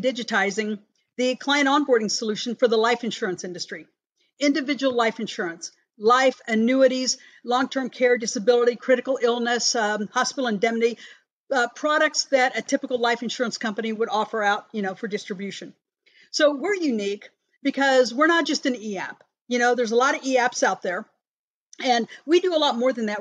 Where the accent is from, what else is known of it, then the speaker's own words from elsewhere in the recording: Fort Scott, Kansas, United States; now in Overland Park, United States; And this is my hometown